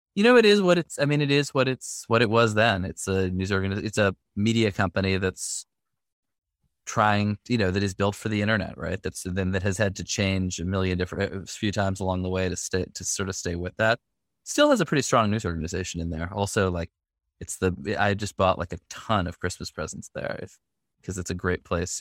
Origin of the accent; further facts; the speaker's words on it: New York City, New York, United States; now in Brooklyn, United States; I grew up in the Upper West Side of Manhattan